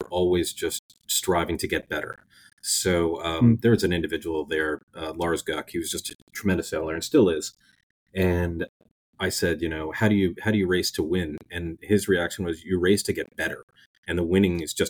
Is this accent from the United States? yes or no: yes; Oyster Bay, New York, United States; moved away as an adult; also born or lived in Rhode Island; now in Annapolis, United States; I grew up in Oyster Bay, Long Island, in New York